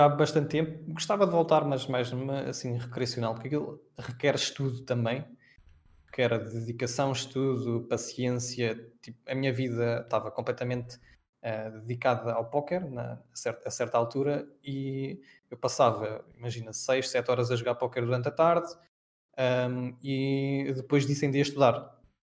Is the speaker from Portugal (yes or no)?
yes; Peniche, Centro, Portugal; moved away as an adult; also born or lived in Belgium / Poland; Eu sou de Peniche